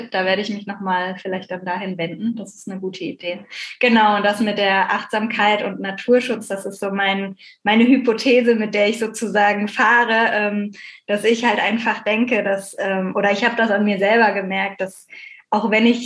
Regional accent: Bucaramanga, Santander, Colombia; now in Germany; Aber bei uns in Bucaramanga habe ich nichts gefunden.

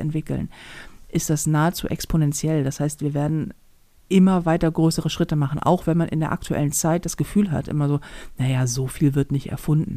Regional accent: Hamburg, Germany; als Hamburger

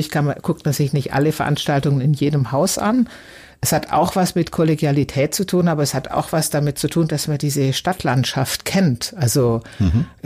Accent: South Germany, Germany; now in Hamburg, Germany; Oder ich komme ja auch aus Süddeutschland und liebe auch die mediterranen Länder

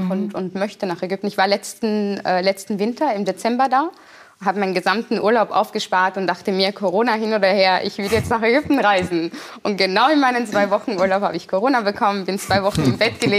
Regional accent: Vienna, Austria; moved away as an adult; now in Germany; Wien schon, also in Österreich, wo ich mein Leben lang, also bis zum 26. Lebensjahr gelebt habe, nie als Österreicherin gesehen wurde.

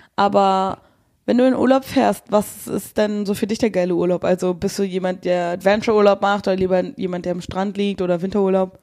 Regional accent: Nauen, Brandenburg, Germany; moved away; in der Stadt aufgenommen, wo ich zur Schule gegangen bin

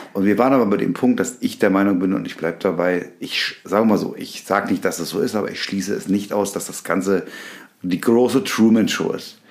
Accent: Berlin, Germany; moved away; in Berlin, in meiner alten Heimat

